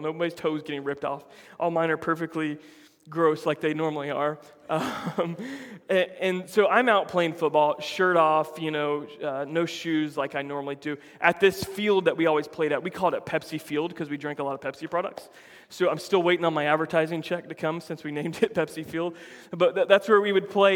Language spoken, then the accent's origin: English; Florida, United States; I grew up in Florida my whole life.